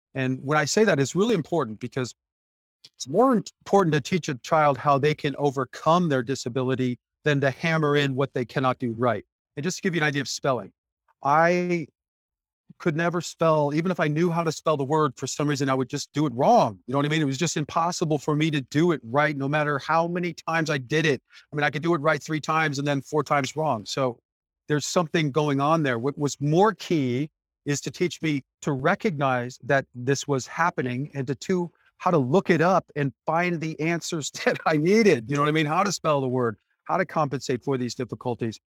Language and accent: English; Detroit, Michigan, United States; I was born in Detroit, Michigan in 1966 to parents fighting for the civil rights movement.